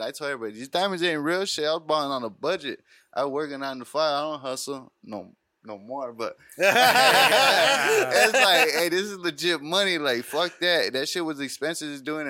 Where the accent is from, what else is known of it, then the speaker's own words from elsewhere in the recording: Tucson, Arizona, United States; I'm from Arizona. I was from Tucson.